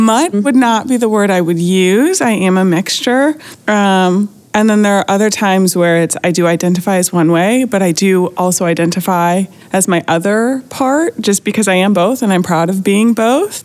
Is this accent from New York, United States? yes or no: yes; Buffalo, New York, United States; now in Flagstaff, United States; I live in Flagstaff, Arizona, but I'm originally from Buffalo, New York.